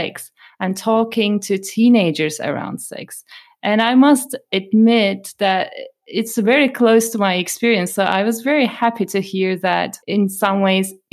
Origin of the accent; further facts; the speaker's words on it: Turkey; moved away; I come from Turkey and I grew up in Turkey